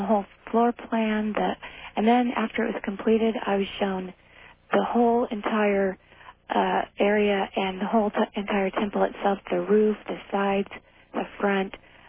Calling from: Redding, California, United States; Good morning. I'm calling from Redding, California.

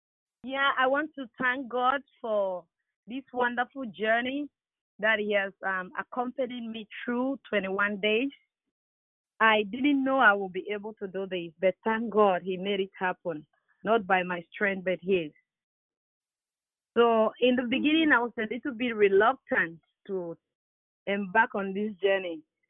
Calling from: Barrie, Ontario, Canada; It's Sister …. I'm calling from Barrie, Ontario.

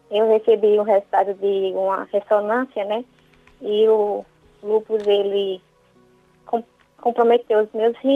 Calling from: Viçosa, Alagoas, Brazil; Falo de Viçosa, Lagoas.

